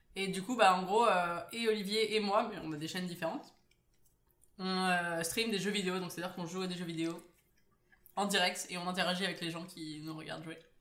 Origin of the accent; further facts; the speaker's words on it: Paris, Île-de-France, France; je viens de Paris